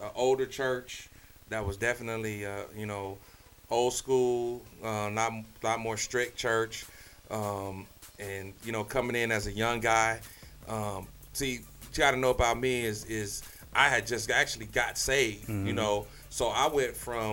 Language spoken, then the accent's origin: English; Phoenix, Arizona, United States; I was born right here in Phoenix, Arizona